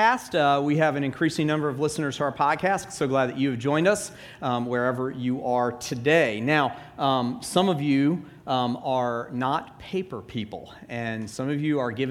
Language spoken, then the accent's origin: English; Atlanta, Georgia, United States; moved away; I grew up in Atlanta